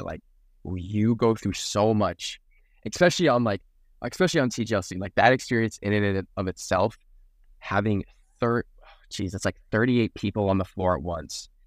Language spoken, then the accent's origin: English; South Florida, United States; born and raised in South Florida